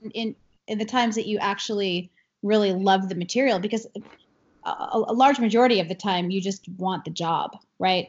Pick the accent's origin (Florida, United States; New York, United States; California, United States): New York, United States; Long Island; I grew up on Long Island in New York